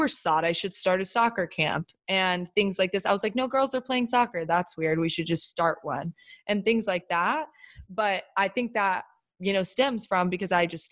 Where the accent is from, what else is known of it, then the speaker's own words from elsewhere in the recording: the South, United States; moved away as an adult; also born or lived in Chapel Hill, North Carolina; now in New York, United States; I grew up in the South.